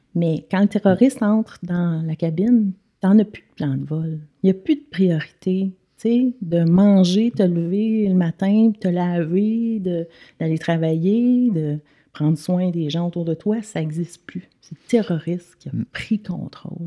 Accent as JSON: {"language": "French", "region": "Quebec", "country": "Canada", "also_born_or_lived": "United States", "moved": "as an adult", "said": "on a vécu aux États-Unis. Fait qu'on est parti du Québec"}